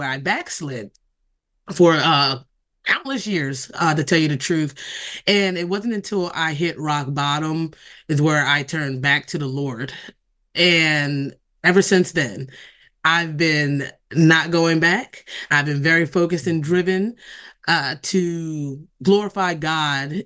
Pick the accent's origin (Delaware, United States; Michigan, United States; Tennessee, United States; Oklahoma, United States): Delaware, United States; I've been born and raised in Delaware all of my life